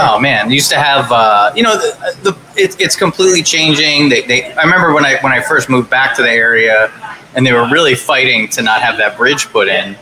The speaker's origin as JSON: {"language": "English", "town": "Highlands", "region": "New Jersey", "country": "United States", "tie": "born or raised there", "said": "the Chubby Pickle in, in Highlands, my hometown."}